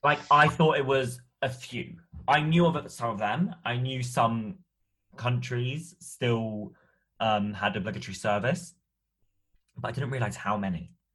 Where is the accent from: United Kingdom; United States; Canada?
United Kingdom; as a British person